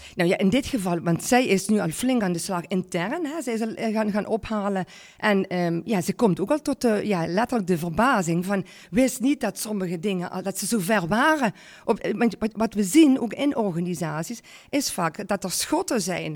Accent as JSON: {"language": "Dutch", "area": "Parkstad", "region": "Limburg", "country": "Netherlands", "tie": "born or raised there", "said": "geboren en, eh, ja, en getogen eh, in, in, in Parkstad. Ik ben trots op onze regio."}